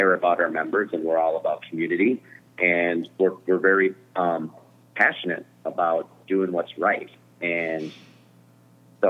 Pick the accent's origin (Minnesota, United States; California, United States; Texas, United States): Minnesota, United States; Minneapolis; We're here in Minneapolis, Minnesota, which is my hometown